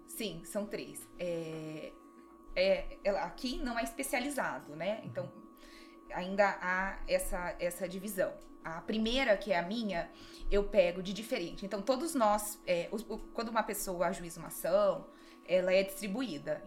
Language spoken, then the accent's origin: Portuguese; Londrina, Paraná, Brazil; moved away as an adult; also born or lived in Curitiba / São Paulo / Marília; now in Dracena, Brazil; eu sou de Londrina